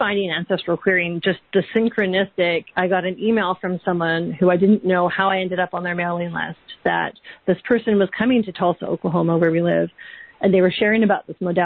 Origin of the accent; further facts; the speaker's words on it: Vancouver Island, British Columbia, Canada; moved away as an adult; also born or lived in London, United Kingdom; We're from Vancouver Island originally in Canada